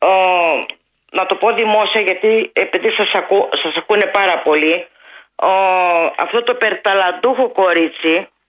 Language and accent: Greek; Farkadona, Thessaly, Greece; moved away; Εγώ είμαι από περιφέρεια και δεν τρέπομαι να το πω, από τα Τρίκαλα Θεσσαλίας. Ο πατέρας μου και η μητέρα μου ήταν γεδοκτηνοτρόφοι.